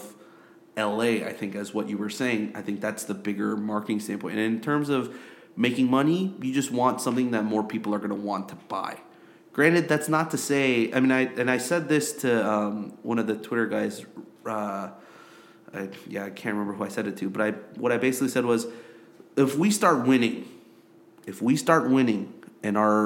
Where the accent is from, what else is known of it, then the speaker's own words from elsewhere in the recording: South Korea; moved away as an adult; I grew up in Korea